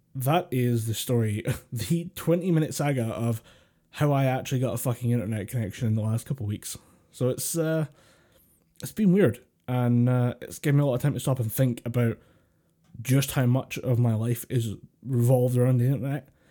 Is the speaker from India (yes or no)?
no; Scotland, United Kingdom; We're, we're, we're Scottish.